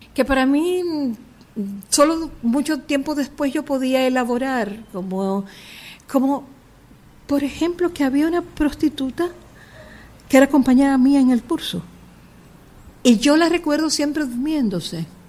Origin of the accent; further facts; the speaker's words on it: Santo Domingo, Distrito Nacional, Dominican Republic; also born or lived in Cuba / Paris, France / New York, United States; yo nací en Villa Francisca, por ahí y después ya eh, nos mudamos a Villajuana